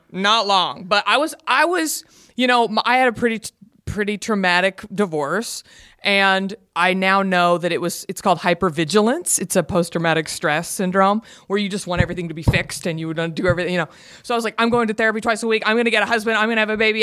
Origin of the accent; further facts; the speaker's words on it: Garland, Texas, United States; moved away as an adult; now in Los Angeles, United States; I'm from Garland, Texas. Garland is a suburb of Dallas